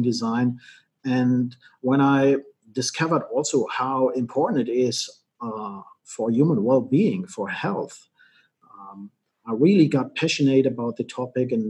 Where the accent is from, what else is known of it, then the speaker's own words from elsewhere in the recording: Germany; I was born and raised in Germany